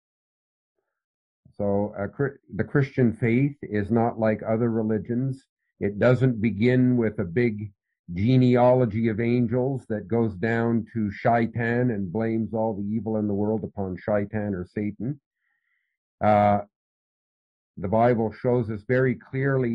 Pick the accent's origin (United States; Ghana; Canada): Canada; also born or lived in Philippines; My father and mother were missionaries in the Philippine Islands. I lived in the Philippine Islands until I was almost six. But I'm originally from Canada.